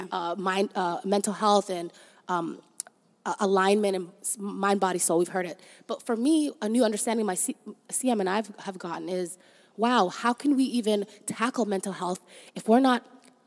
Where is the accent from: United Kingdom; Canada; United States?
Canada; Toronto, Ontario; also born or lived in Somalia; We grew up in Canada. We're very appreciative of that, as we love Toronto, and growing up here was amazing.